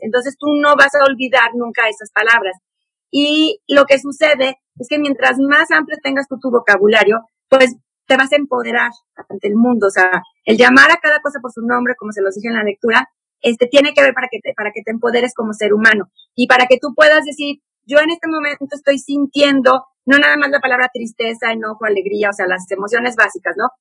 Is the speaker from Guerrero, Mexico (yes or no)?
no; San Luis Potosí, Mexico; also born or lived in Puebla, Mexico; yo nací en Puebla y nos fuimos a vivir, nos venimos a vivir a San Luis Potosí